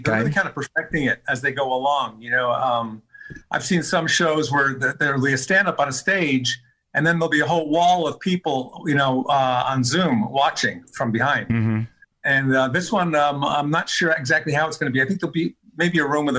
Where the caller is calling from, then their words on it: Los Angeles, California, United States; I'm in Los Angeles, the west side.